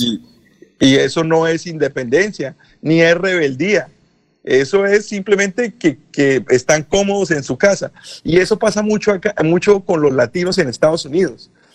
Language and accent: Spanish; Colombia; now in United States